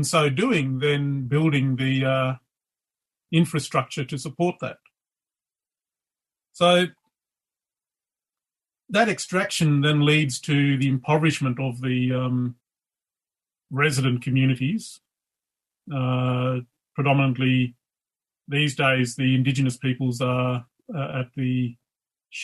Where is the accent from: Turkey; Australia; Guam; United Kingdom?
Australia; Leonora, Western Australia; I'm over in my hometown of Leonora, which is north of Kalgoorlie